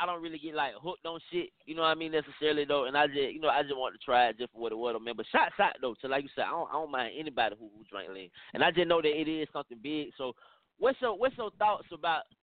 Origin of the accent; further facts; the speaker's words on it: Atlanta, Georgia, United States; I'm from Atlanta